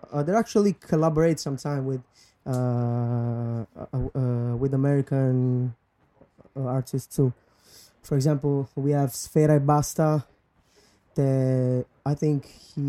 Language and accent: English; Apulia, Italy; I grew up in South Italy. There's a place called Lecce.